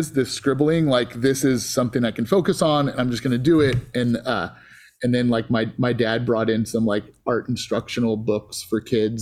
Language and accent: English; Antioch, California, United States; I grew up in Antioch, California